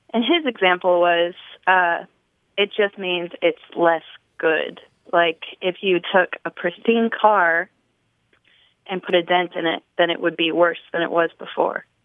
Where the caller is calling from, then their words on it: Nashville, Tennessee, United States; I'm calling from Nashville, Tennessee